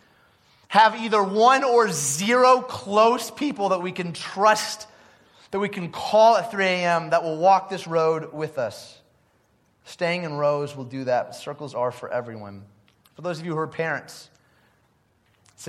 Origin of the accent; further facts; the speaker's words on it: Detroit, Michigan, United States; growing up in Detroit